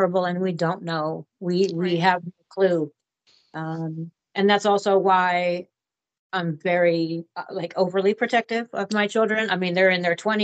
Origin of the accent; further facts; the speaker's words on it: Portland, Oregon, United States; I was born and raised here in Portland, Oregon, to a middle-class family